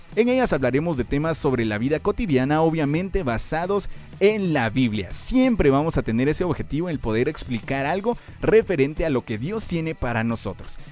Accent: Guatemala; Soy guatemalteco, chapín de corazón

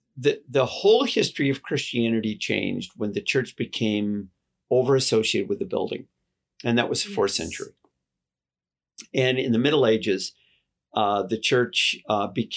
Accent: United States; I'm American

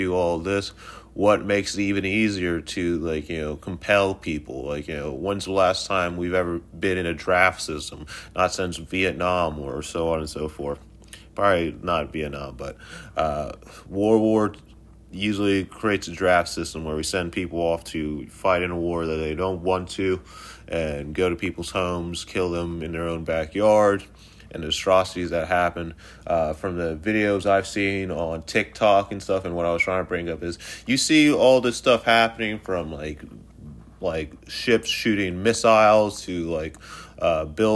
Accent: United States; as the American people

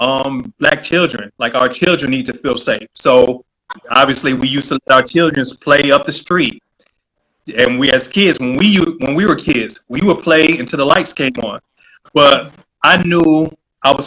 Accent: Detroit, Michigan, United States; now in Virginia, United States; born and raised in Detroit, like, you knew everybody.

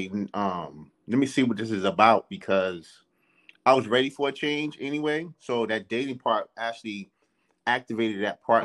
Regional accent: New York City, New York, United States; moved away; I grew up in New York City

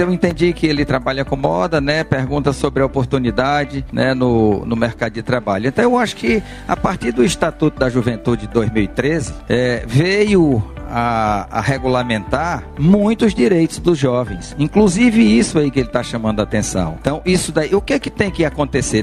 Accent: Picos, Piauí, Brazil; born or raised there; moved away as an adult

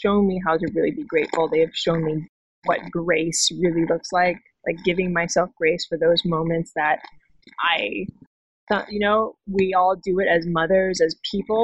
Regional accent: Hawaii, United States; moved away; I'm from Hawaii. I go home at least 2 times a year.

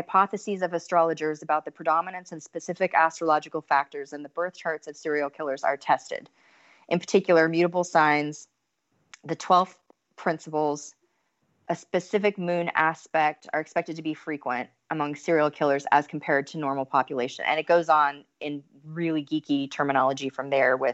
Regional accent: United States; as an American

